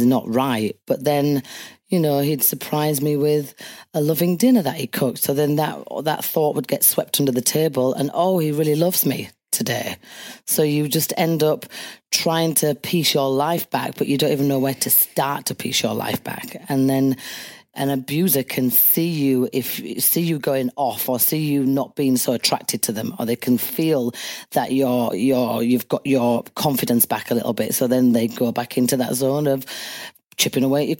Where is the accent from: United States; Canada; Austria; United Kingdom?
United Kingdom; Leeds, Yorkshire and the Humber; my hometown Leeds